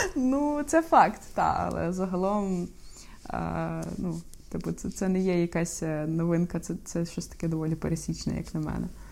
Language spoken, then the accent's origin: Ukrainian; Ukraine; я з України